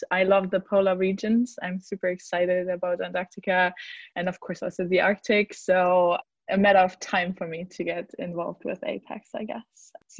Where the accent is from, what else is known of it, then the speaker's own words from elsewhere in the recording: Germany; moved away as an adult; now in Iceland; I'm based in Iceland, but I'm from Germany.